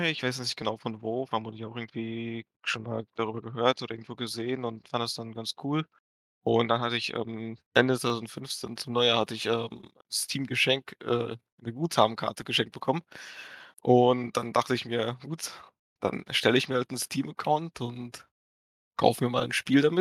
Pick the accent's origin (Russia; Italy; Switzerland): Russia; Moscow; now in Dortmund, Germany; Äh, ich komme ursprünglich aus Moskau, aber bin später nach Dortmund gezogen, ja.